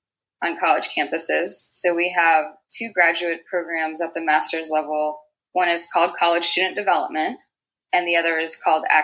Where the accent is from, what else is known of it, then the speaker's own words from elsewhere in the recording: Houston, Texas, United States; moved away as an adult; also born or lived in Lincoln, Nebraska / Las Vegas; now in Manhattan, United States; I'm from Houston